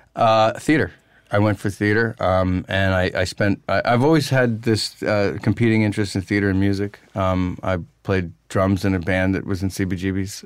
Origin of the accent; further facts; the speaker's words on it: Pennsylvania, United States; moved away; also born or lived in New York City; in Pennsylvania and then later in New York City